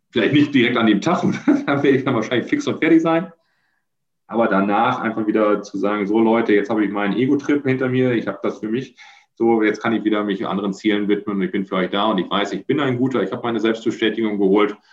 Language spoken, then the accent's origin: German; Germany; Dann hören sie erstmal nur den, den Deutschen und als ich dann Niederlands prate